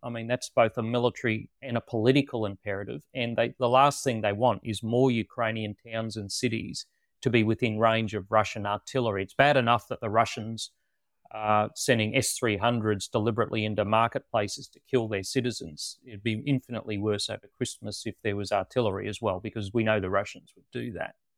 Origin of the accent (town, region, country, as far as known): Australia